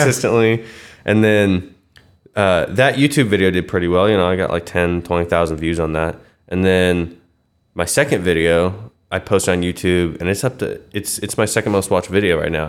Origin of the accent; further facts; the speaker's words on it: Wichita, Kansas, United States; Born and raised in West Wichita